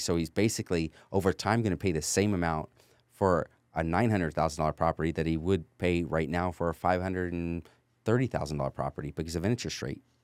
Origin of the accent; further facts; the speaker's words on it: California, United States; moved away as an adult; also born or lived in North Texas; now in Texas, United States; my family's from North Texas, but I was raised in California.